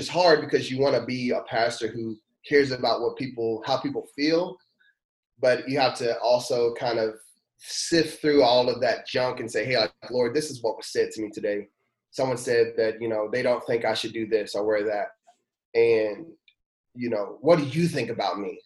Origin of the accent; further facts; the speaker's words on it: Louisville, Kentucky, United States; moved away as an adult; now in Danville, United States; I was born in Louisville, Kentucky